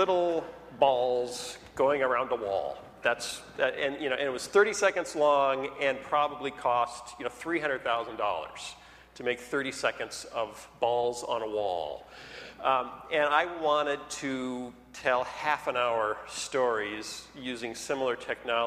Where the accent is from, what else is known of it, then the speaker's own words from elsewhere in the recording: Iowa, United States; also born or lived in Minnesota; now in Chicago, United States; I grew up in Iowa.